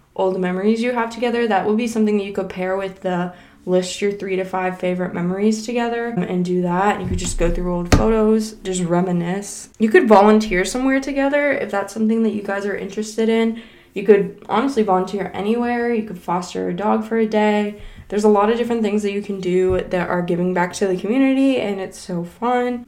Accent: Kentucky, United States; I'm from Kentucky, so we stargaze a lot

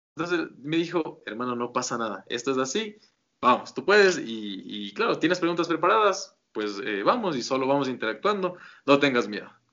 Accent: Quito, Pichincha, Ecuador; yo soy de Ecuador

